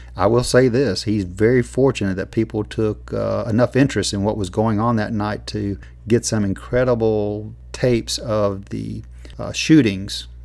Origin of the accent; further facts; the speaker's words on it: United States; as an American